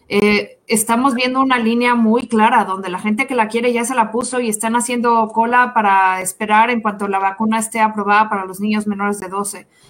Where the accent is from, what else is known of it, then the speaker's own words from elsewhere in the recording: Mexico; now in Kansas City, United States; Soy mexicana